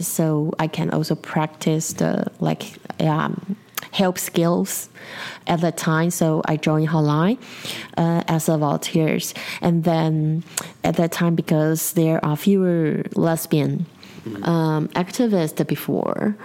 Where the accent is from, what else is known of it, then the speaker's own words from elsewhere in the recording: Taipei, Taiwan; in Taipei City, where I was born